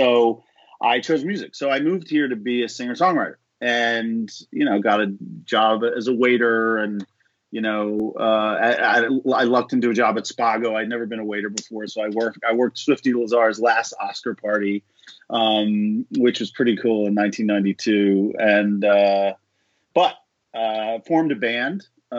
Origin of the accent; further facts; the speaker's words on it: Philadelphia, Pennsylvania, United States; moved away as an adult; also born or lived in Maryland; now in Los Angeles, United States; I'm originally from Philadelphia.